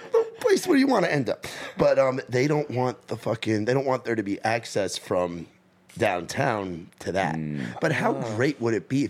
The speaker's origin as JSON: {"language": "English", "region": "New York", "country": "United States", "moved": "yes", "lives_now": "Nashville, United States", "said": "I'm from New York."}